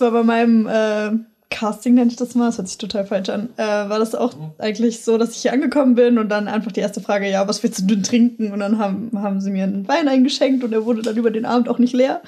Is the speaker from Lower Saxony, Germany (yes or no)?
yes; Hanover, Lower Saxony, Germany; moved away as an adult; now in Hamburg, Germany; ich komme aus Hannover, also gar nicht so weit weg